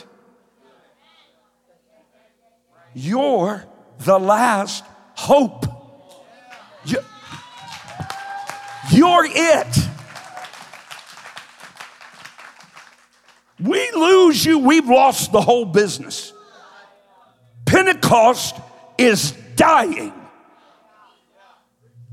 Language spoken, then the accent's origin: English; Kentucky, United States; now in Columbus, United States; I'm from Kentucky. I talk slow.